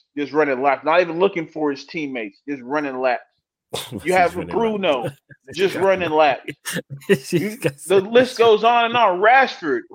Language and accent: English; Kenya; As a Kenyan